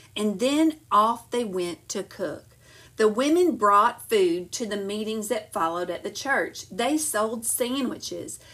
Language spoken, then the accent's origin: English; Montgomery, Alabama, United States; I grew up in Montgomery and the civil rights boycott happened right there where I grew up.